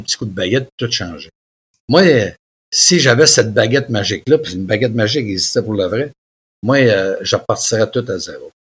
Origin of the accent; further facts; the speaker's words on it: Mont-Joli, Quebec, Canada; Il y avait un gym chez nous, à Montjoly